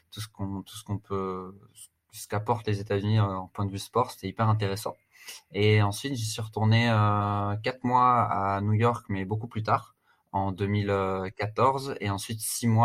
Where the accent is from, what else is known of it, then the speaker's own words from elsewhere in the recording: Strasbourg, Grand Est, France; also born or lived in United States; now in Paris, France; j'ai 31 ans. Je suis originaire de Strasbourg.